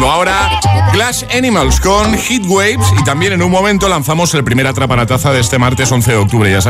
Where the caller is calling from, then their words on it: Madrid, Community of Madrid, Spain; de Madrid